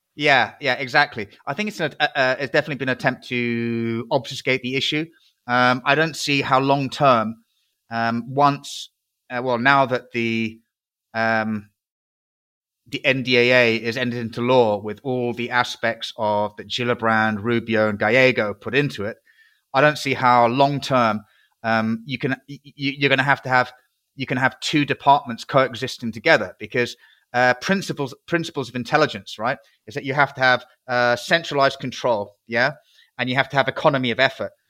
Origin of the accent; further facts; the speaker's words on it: United Kingdom; I'm a British patriot.